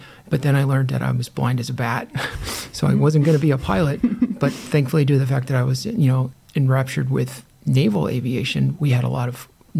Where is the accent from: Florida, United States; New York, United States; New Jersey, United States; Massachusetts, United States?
New York, United States; Long Island; I grew up in Long Island, New York, where there was, back in the 70s, it had been a long-standing aviation industry there